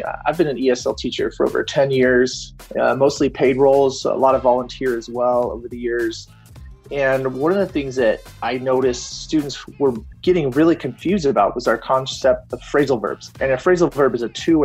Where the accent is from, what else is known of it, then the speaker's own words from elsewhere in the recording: Fort Collins, Colorado, United States; I'm from Fort Collins, Colorado